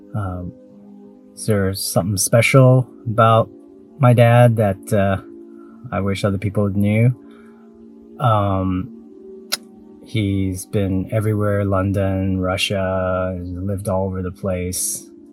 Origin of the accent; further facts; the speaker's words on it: Taiwan; I was born in Taiwan